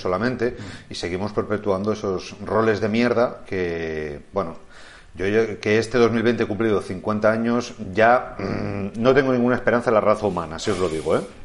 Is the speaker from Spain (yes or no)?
yes; Madrid, Community of Madrid, Spain; soy madrileño y hablo catalán